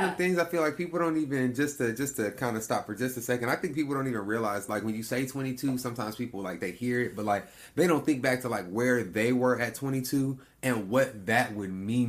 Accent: Lawton, Oklahoma, United States; moved away as an adult; now in Houston, United States; I've been in Texas. I've only been in Texas for 4 years, but I was raised in Oklahoma

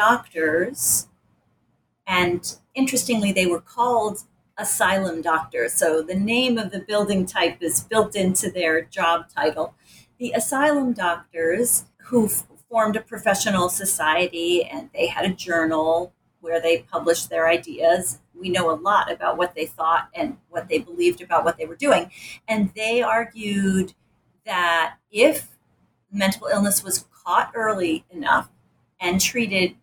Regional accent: Rochester, New York, United States; I grew up in Rochester

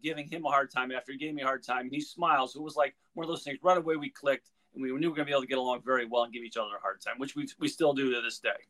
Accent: Northeast, United States; I'm from the Northeast.

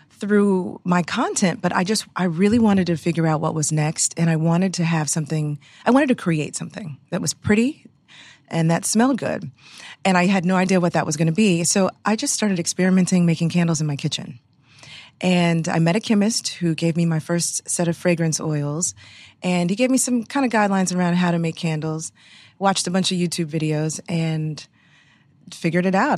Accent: Houston, Texas, United States; moved away; I grew up in Houston, Texas

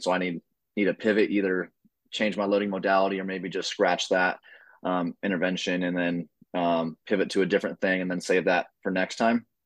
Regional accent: Oregon, United States; moved away as an adult; now in Maryland, United States; I'm originally from Oregon

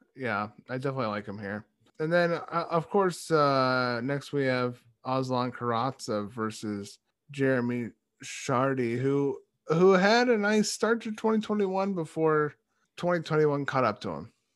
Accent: United States; we're American.

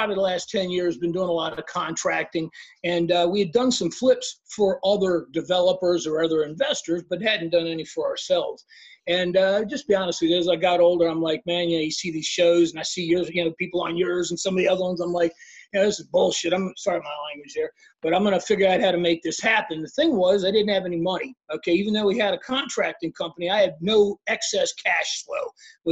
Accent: Washington, D.C. / Maryland suburbs, United States; moved away as an adult; now in Miami, United States; I was born and raised in Washington, D.C., Maryland suburban area, right near the University of Maryland

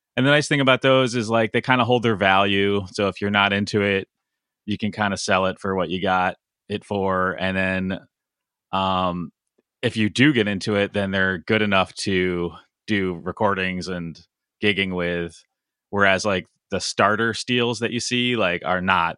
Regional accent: Connecticut, United States; I grew up in Connecticut

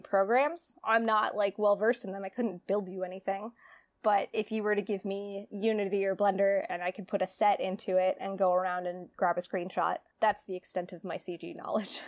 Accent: California, United States; moved away as an adult; also born or lived in Greenwich, Connecticut; I'm from California

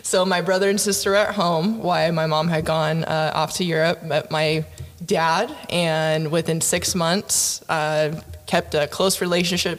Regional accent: Oxnard, California, United States; also born or lived in Fullerton, California; I grew up in Oxnard, California

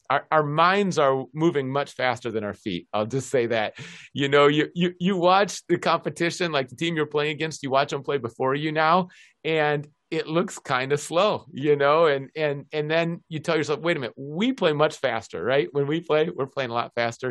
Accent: Minneapolis, Minnesota, United States; moved away as an adult; also born or lived in Aberdeen; now in Seattle, United States; I grew up in the University of Minnesota campus, going to the hockey games

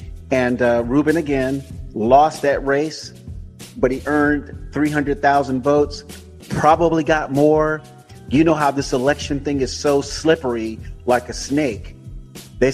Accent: Tampa, Florida, United States; also born or lived in Dania, Florida; now in California, United States; I was born and raised in Tampa. And I know Tampa like the back of my hand.

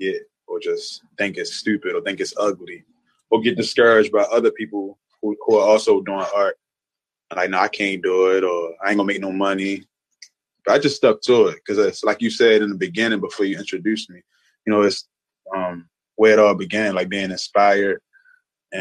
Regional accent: Baltimore, Maryland, United States; I grew up in Baltimore City, and I'm an artist

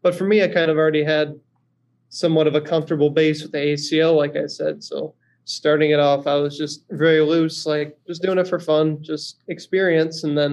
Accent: northern Wisconsin, United States; my hometown is kind of in northern Wisconsin

